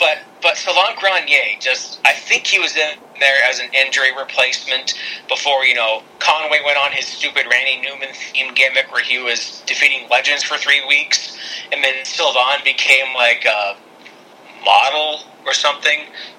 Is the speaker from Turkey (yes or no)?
no; Canada; I'm a Canadian